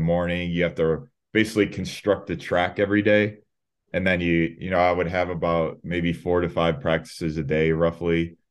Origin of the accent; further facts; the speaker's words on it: Chicago, Illinois, United States; moved away as an adult; now in Albuquerque, United States; I'm originally from Chicago, Illinois.